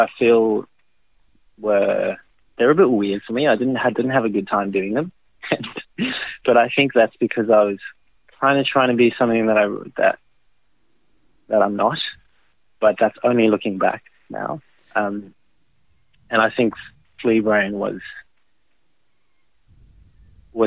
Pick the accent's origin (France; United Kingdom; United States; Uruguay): France; moved away as an adult; now in Australia; I'm French Australian, I suppose you could call it. Moved to Australia